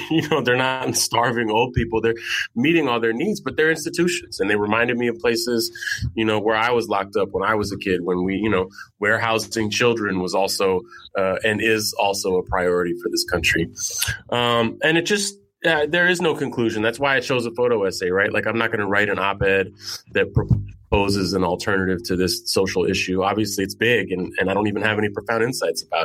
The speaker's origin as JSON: {"language": "English", "town": "San Francisco", "region": "California", "country": "United States", "tie": "born or raised there", "moved": "yes", "lives_now": "New York, United States", "said": "I grew up in San Francisco. I live in New York"}